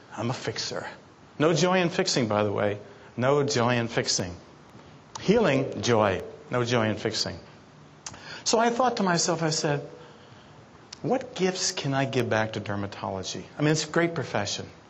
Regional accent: New York City, New York, United States; I was brought up in Brooklyn, New York

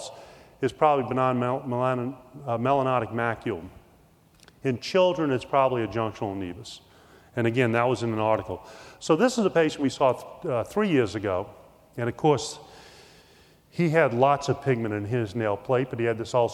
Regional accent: New Orleans, Louisiana, United States; I grew up in New Orleans

